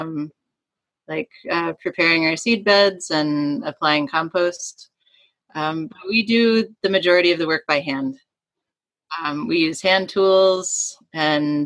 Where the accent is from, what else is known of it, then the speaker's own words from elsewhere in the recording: Hamilton, Ontario, Canada; now in Cumberland County, Canada; Yes, I'm from Hamilton.